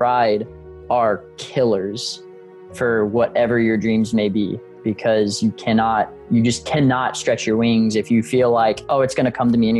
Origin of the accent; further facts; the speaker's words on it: Galveston, Texas, United States; also born or lived in Houston; being a military family, as I said, grandfather Marine, dad Marine, we moved around a little bit whenever I was growing up, but settled down, I think it was like 2000 in Galveston. Then we moved to Houston